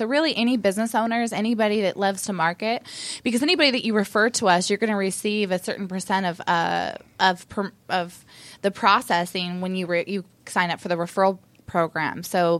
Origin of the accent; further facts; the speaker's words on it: Eugene, Oregon, United States; I'm actually from Eugene, Oregon, so go Ducks.